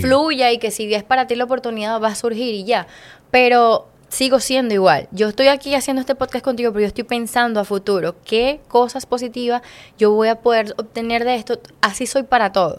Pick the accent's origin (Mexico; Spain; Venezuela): Venezuela; moved away as an adult; en mi país